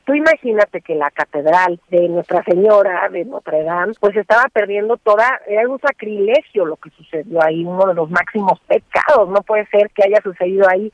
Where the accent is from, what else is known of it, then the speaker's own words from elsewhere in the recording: Mexico; como mexicanos